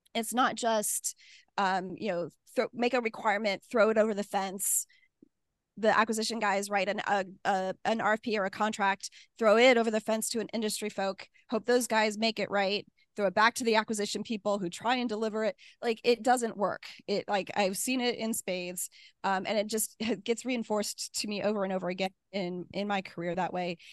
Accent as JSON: {"language": "English", "region": "Midwest", "country": "United States", "said": "I'm from the Midwest, you know, we're typically really nice to each other"}